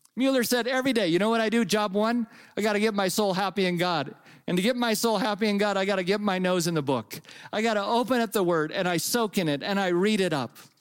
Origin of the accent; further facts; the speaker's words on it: Napa, California, United States; I grew up in California and I grew up in the Napa Valley